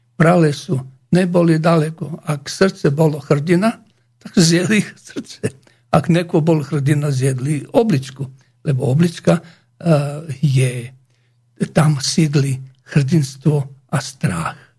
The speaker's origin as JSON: {"language": "Slovak", "country": "Croatia", "second_language": "Slovak", "moved": "yes", "lives_now": "Slovakia", "said": "u nás v Chorvátsku"}